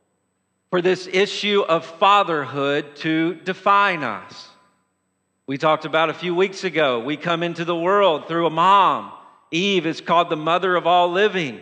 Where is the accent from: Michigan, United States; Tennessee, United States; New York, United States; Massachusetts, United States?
Tennessee, United States; Lewisburg; growing up in Lewisburg, Tennessee